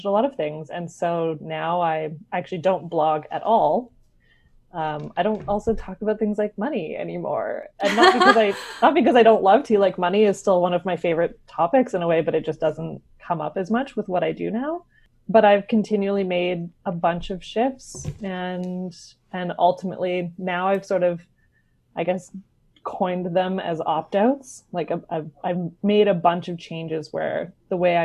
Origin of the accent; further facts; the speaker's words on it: West Coast of Canada, Canada; I am a writer from the West Coast of Canada